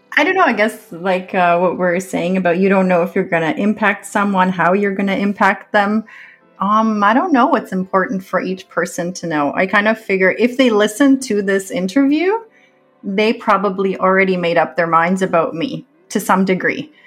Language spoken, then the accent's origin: English; Canada; I am a Canadian author.